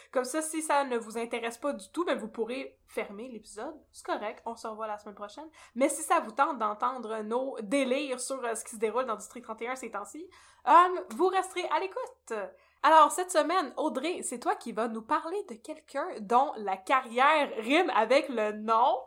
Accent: near Brossard, Quebec, Canada; j'ai grandi tout près de Brossard

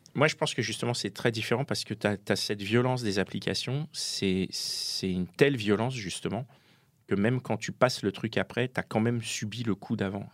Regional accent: Paris, Île-de-France, France; je suis parisien

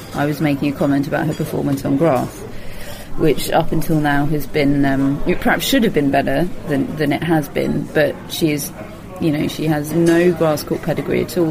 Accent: United Kingdom; a British tennis fan

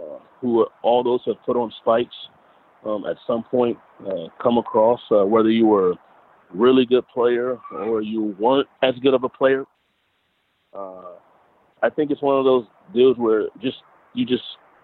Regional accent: Compton, California, United States; From the LA area, I'm from Compton.

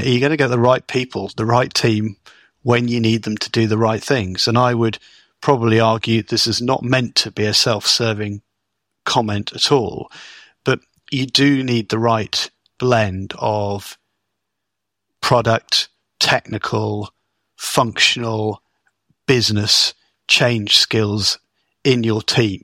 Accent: United Kingdom; as a Brit

